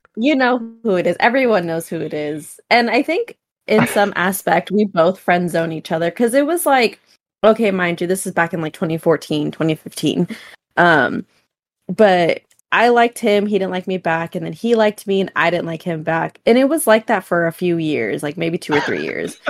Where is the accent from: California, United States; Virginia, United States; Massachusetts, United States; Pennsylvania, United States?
California, United States; we're from California